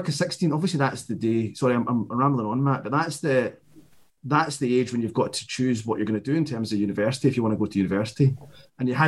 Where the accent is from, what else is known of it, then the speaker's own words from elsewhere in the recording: Glasgow, Scotland, United Kingdom; a boy growing up in Glasgow